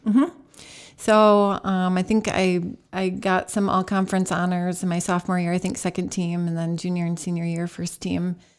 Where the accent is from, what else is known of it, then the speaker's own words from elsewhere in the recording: Holt, Michigan, United States; also born or lived in Lansing, Michigan; Grew up in Holt, Michigan, just south of Lansing.